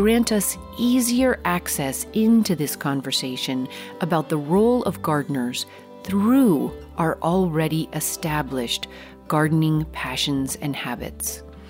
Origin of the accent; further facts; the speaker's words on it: Colorado, United States; now in Northern California, United States; the mixed ponderosa pine forest at elevation where I grew up in Colorado.